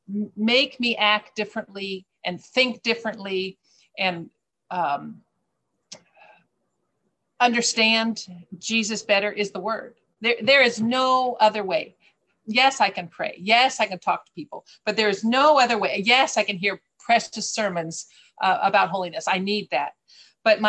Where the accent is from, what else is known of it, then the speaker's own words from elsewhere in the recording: United States; moved away; I'm American